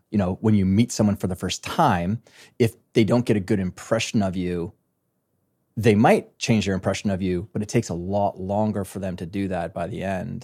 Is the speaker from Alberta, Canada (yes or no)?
yes; small town in Alberta, Canada; moved away as an adult; now in New York City, United States; I am a farm boy from a small, very small town in Western Canada, in Alberta, Canada